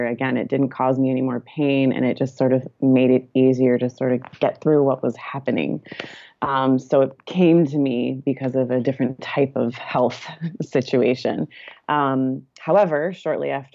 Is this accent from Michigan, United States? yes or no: yes; Michigan, United States; now in California, United States; my husband and I live in California, but we are both from Michigan